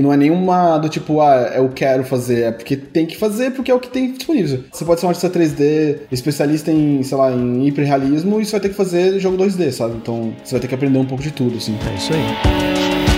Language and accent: Portuguese; Brazil; moved away; como brasileiro